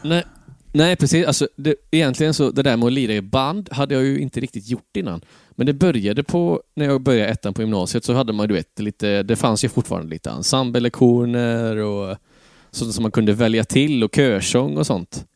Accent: Tranemo, Västra Götaland, Sweden; Tranemo igen? Ja, precis. Det var eh, hem till rötterna

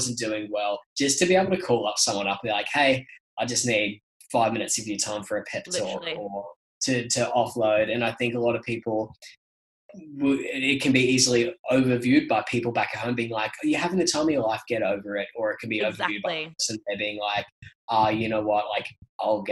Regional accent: Brisbane, Queensland, Australia; accent: Australian; moved away as an adult; also born or lived in London; I thought it was a great place because it was my hometown

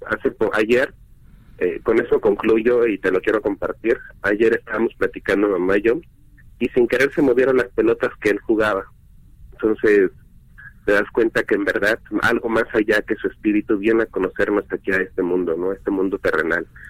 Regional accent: Mexico City, Mexico; soy de aquí de la Ciudad de México

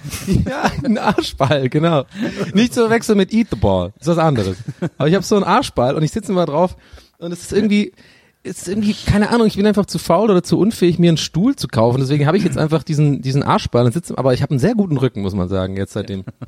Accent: Ireland; moved away; aus Irland

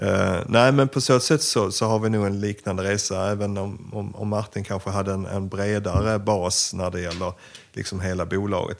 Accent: Sweden; also born or lived in Ukraine; mitt första chefsjobb hemma i Sverige

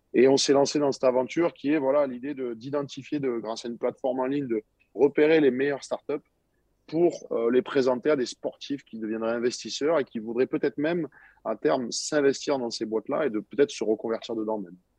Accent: Montpellier, Occitania, France; je suis dans ma ville natale, moi ici à Montpellier, donc j'ai jamais bougé de Montpellier

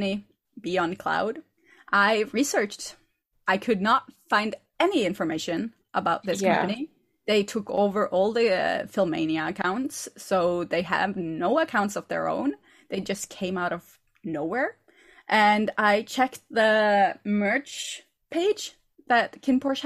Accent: Norway; I'm from Norway

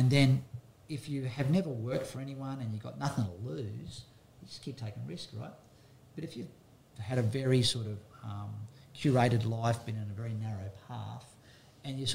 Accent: Byron Bay, New South Wales, Australia; growing up in Byron Bay in this area

